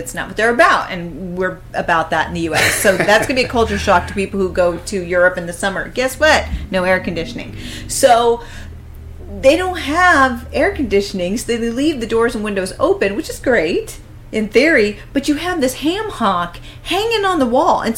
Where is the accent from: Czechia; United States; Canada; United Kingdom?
United States; as an American. That's my culture